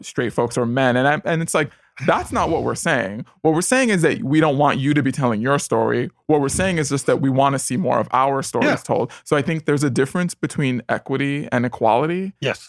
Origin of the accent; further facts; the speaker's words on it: New York City, New York, United States; moved away as an adult; now in Los Angeles, United States; I grew up in the Bronx in the '80s